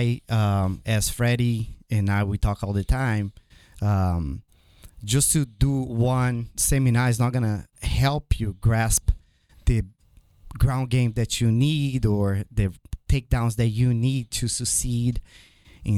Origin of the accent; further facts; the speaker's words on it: Brazil; moved away; My dad is American. My mom is from Brazil. I was born in Brazil. And growing up there